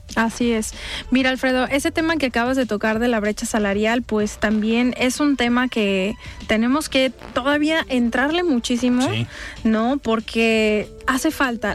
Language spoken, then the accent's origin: Spanish; State of Mexico, Mexico; now in Zapopan, Mexico; personas migrantes que, que son de migración interna como yo, que, que nací en el Estado de México